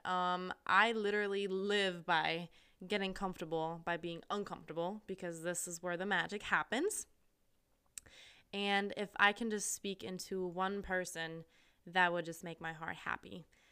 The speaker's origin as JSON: {"language": "English", "country": "Austria", "also_born_or_lived": "Missouri, United States / California, United States / Asia", "moved": "as an adult", "said": "I'm from Austria, which is a really small country in, um, Middle Europe"}